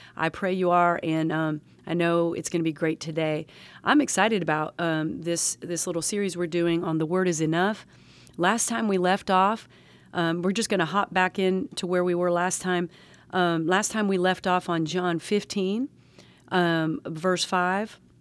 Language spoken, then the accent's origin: English; the South, United States; I'm a Southerner